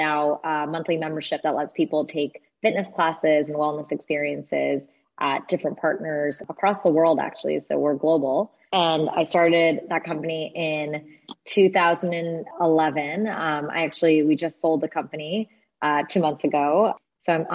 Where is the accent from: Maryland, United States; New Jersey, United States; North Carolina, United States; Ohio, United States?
New Jersey, United States; I grew up in New Jersey. I'm a child of two immigrants